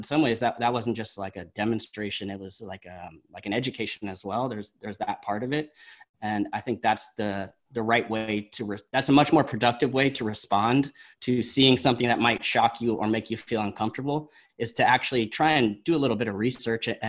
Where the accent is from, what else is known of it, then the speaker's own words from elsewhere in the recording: Berkeley, California, United States; I grew up in Berkeley